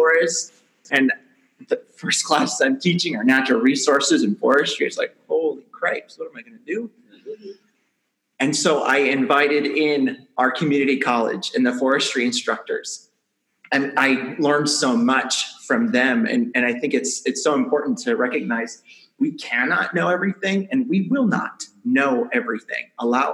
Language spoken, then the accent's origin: English; Southern Minnesota, United States; now in Northern Minnesota, United States; I first moved to Northern Minnesota, I grew up in Southern Minnesota